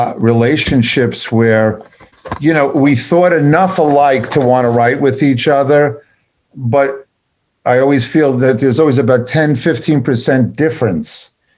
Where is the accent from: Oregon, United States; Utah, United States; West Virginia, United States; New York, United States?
New York, United States; I was from New York